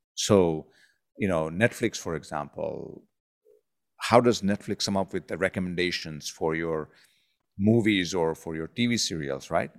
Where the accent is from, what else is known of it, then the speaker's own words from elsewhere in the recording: India; growing up in India